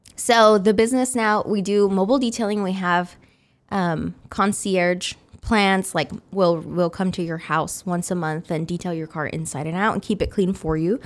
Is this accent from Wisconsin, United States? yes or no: no; Wichita, Kansas, United States; I was raised in Wichita. I've been here since I was six months old.